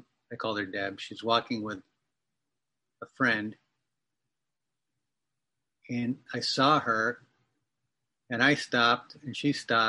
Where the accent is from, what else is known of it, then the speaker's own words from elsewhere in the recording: Massachusetts, United States; accent: Boston; also born or lived in New Hampshire; But I was born in New Hampshire and raised in Massachusetts. So I had a pretty heavy Boston accent when I was living there.